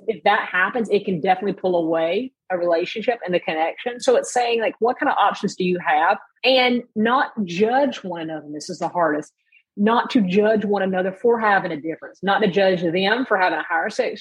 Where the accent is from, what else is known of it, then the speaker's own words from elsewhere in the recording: the South, United States; I was raised in the South